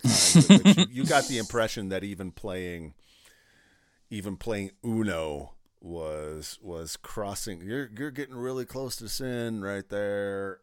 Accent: Pardeeville, Wisconsin, United States; moved away; I grew up in South Central Wisconsin in a small town called Partyville. Pardeville

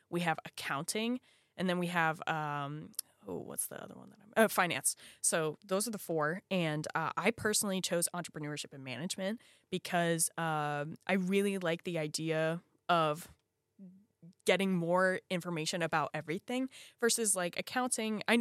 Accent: Virginia, United States; even in my home state of Virginia, it is hard to start a business.

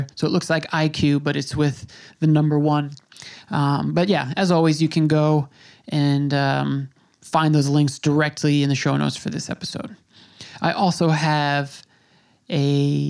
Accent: United States; moved away; also born or lived in New York City; growing up in America

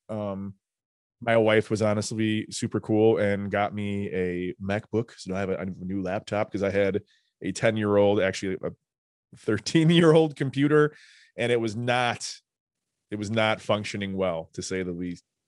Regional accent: New Lenox, Illinois, United States; we grew up in New Lenox

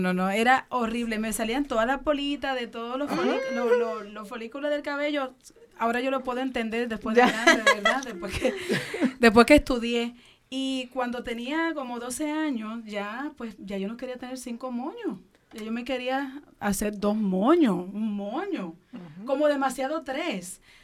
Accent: Dominican Republic; now in Puerto Rico; soy dominicana, el cual llegué a Puerto Rico

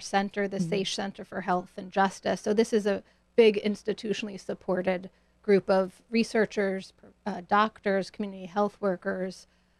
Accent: New Haven, Connecticut, United States; also born or lived in Boston; I grew up in New Haven, partly. And then in Boston.

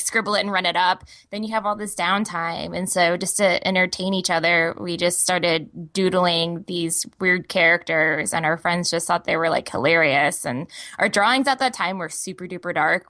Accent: Texas, United States; moved away; I'm originally from Texas

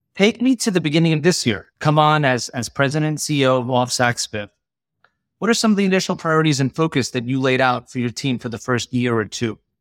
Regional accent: Long Island, New York, United States; both of us being Long Island guys

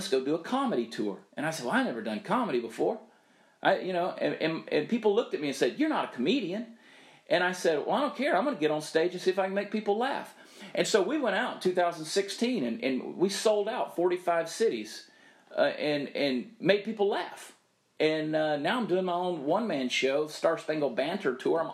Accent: Southern, United States; accent: Southern; I'm unapologetically Southern.

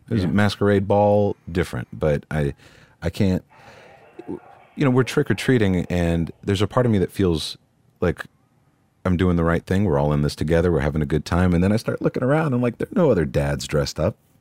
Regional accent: North Texas, United States; in North Texas

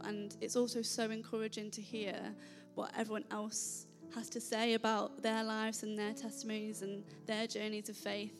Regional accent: Nottingham, East Midlands, United Kingdom; moved away; I'm originally from Nottingham.

